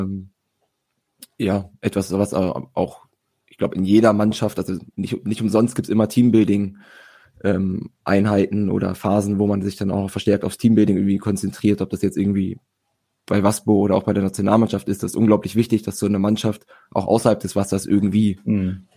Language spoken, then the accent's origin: German; Hanover, Lower Saxony, Germany; komme gebürtig aus Hannover, spiele wie gesagt hier in Hannover